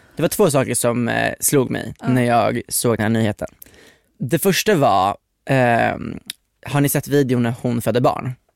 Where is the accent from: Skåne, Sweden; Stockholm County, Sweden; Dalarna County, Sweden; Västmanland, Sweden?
Västmanland, Sweden; Västerås; jag är från Västerås